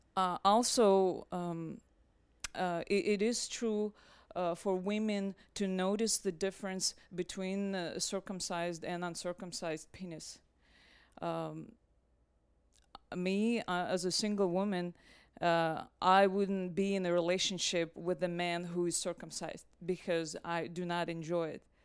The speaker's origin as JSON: {"language": "English", "country": "Russia", "moved": "yes", "lives_now": "United States", "said": "I'm originally from Russia"}